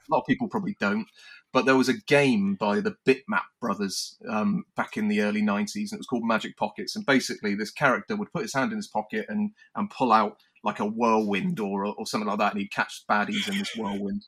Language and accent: English; United Kingdom; us maybe as British in the sense of our sense of humour